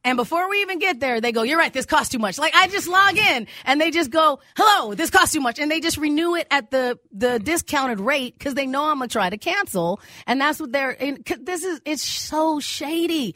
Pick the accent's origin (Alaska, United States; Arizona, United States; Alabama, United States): Arizona, United States; now in Minnesota, United States; in my family, we grew up in Arizona